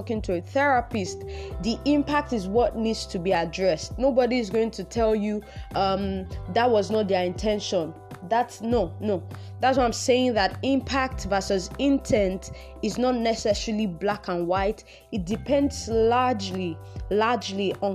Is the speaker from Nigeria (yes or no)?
yes; Nigeria; I'm Nigerian